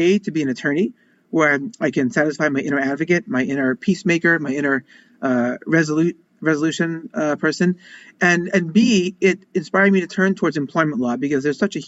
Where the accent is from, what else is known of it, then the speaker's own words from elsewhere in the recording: Long Island, New York, United States; I grew up in Long Island, Jewish family from the suburbs